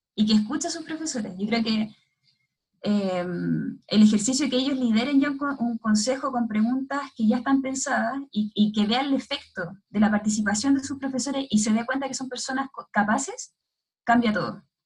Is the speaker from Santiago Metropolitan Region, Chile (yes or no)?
yes; Santiago, Santiago Metropolitan Region, Chile; also born or lived in Limache, Chile / Brazil; soy de Santiago